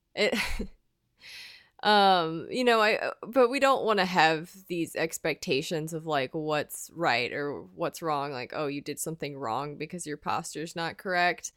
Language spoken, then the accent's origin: English; United States; as Americans